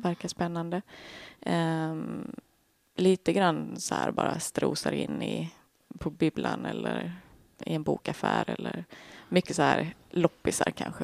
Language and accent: Swedish; Skåne, Sweden; Jag är första generationens skåning. Båda mina föräldrar är uppifrån landet